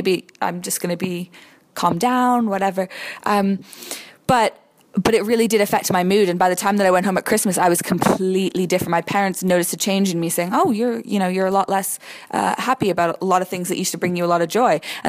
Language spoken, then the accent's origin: English; Boston, Massachusetts, United States; now in England, United Kingdom; I'm from Boston, Massachusetts, back home in America, and I moved to England